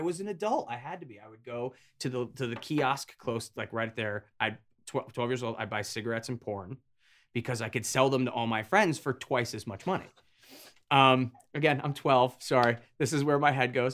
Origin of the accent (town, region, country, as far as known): Avon, Connecticut, United States; born or raised there; also born or lived in Hartford, Connecticut